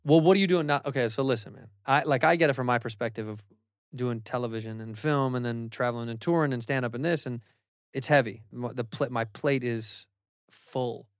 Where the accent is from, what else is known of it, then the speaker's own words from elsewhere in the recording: Chicago, Illinois, United States; I'm from Chicago, I'm from the Midwest